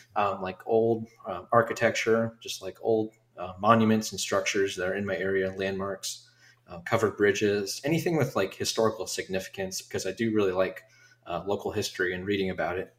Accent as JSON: {"language": "English", "town": "Dayton", "region": "Ohio", "country": "United States", "tie": "born or raised there", "said": "here in my hometown"}